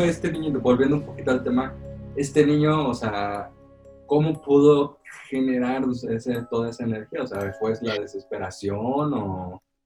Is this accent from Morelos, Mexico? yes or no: yes; Morelos, Mexico; cuando era niño allá en Morelos